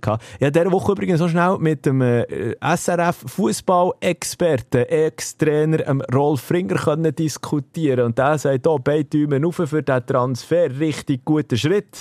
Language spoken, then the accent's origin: German; Switzerland; hier bei uns in der Schweiz